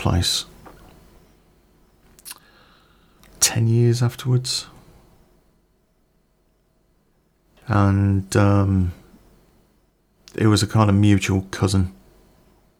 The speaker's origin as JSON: {"language": "English", "town": "Coventry", "region": "West Midlands", "country": "United Kingdom", "said": "I came from Coventry"}